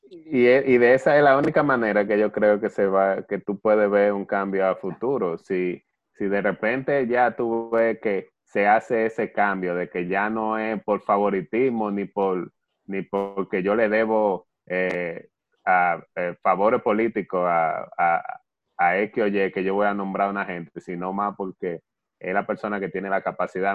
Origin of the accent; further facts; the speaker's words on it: Dominican Republic; nosotros, como dominicanos y como cristianos